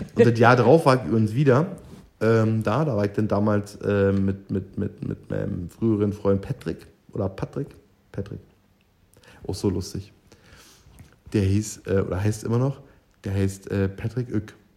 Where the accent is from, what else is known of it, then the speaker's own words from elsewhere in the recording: East Germany, Germany; meine DDR-Vergangenheit